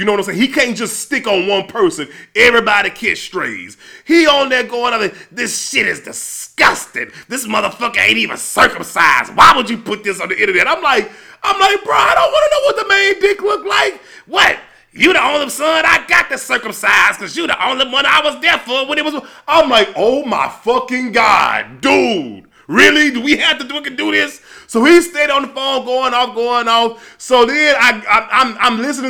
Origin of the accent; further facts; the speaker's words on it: Louisiana, United States; I'm from Louisiana